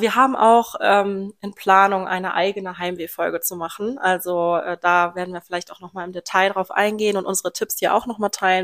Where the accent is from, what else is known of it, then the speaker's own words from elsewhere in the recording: Lohmar, North Rhine-Westphalia, Germany; ich komme hier aus dem Großraum Loma. Bin hier aufgewachsen und auch immer noch hier, aus dem Rhein-Sieg-Kreis